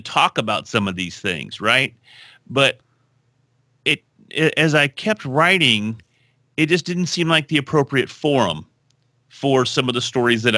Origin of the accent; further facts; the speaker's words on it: Texas, United States; I'm from Texas